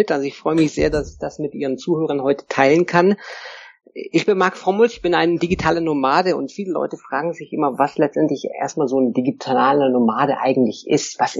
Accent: Lake Constance, Germany; ich komme ursprünglich aus Süddeutschland vom Bodensee, bin da aufgewachsen und hatte schon früh diese Idee, eigentlich die Welt zu erkunden.

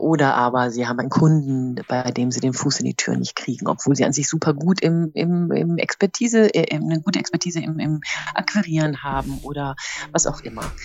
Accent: Rhineland, Germany; now in East Westphalia, Germany; bin ich als Rheinländerin in Ostwestfalen gelandet.

